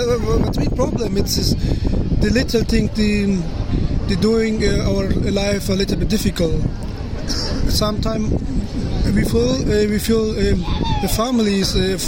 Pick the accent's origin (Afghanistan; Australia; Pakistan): Afghanistan; English is a second language; moved away as an adult; now in Germany; I'm from Afghanistan.